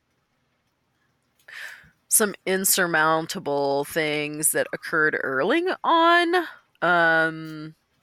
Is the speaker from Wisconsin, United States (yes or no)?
no; Austin, Texas, United States; moved away; it was my hometown